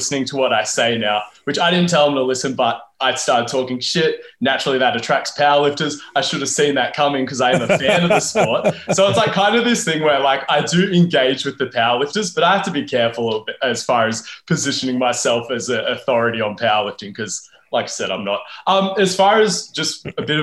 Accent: Wollongong, New South Wales, Australia; I'm from Wollongong, which is a bit more regional

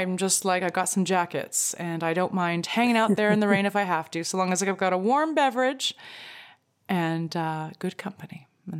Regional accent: Greece; Well, so I'm from Greece and I will be staying here if, one way ticket booked.

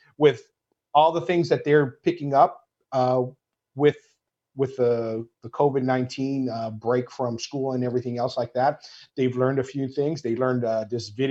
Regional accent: Maui, Hawaii, United States; moved away as an adult; now in Los Angeles, United States; I'm half Portuguese, half Filipino that grew up in Hawaii.

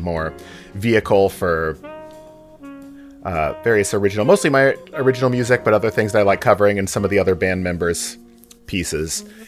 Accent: the Northwest, Pacific Northwest, United States; also born or lived in Boston; I grew up in the Northwest, went away to music school

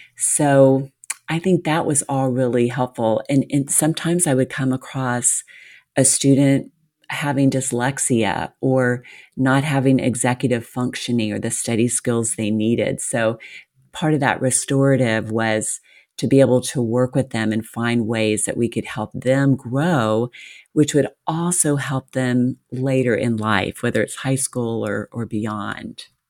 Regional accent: the South, United States; I was raised in the South.

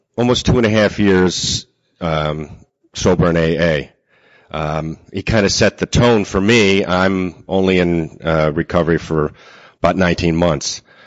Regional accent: Seaford, New York, United States; I'm from Seaford, New York.

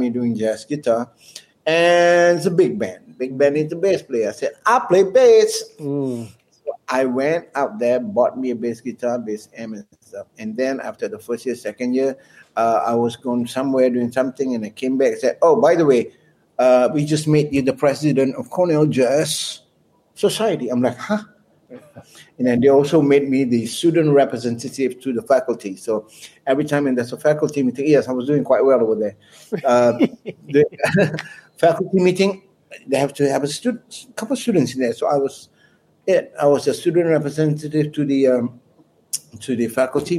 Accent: Malaysia; moved away as an adult; I'm from Malaysia

